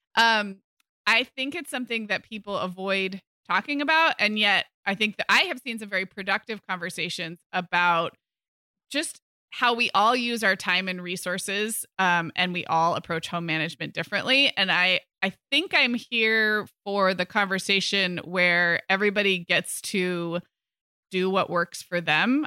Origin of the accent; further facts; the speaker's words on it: California, United States; moved away as an adult; also born or lived in Chicago; when I moved from California to Chicago for college